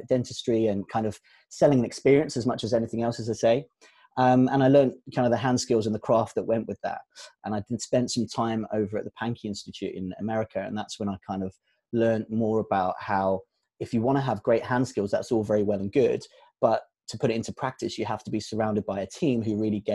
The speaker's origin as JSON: {"language": "English", "area": "Kent", "region": "South East England", "country": "United Kingdom", "tie": "born or raised there", "also_born_or_lived": "Southeast London", "moved": "yes", "lives_now": "Bournemouth, United Kingdom", "said": "I was born in Southeast London. My parents from East African Asian heritage, you can probably tell. My roots mean a lot to me in that sense. When I kind of reflect now, I realize that my roots of having been brought up in a Roman Catholic primary school in leafy Kent"}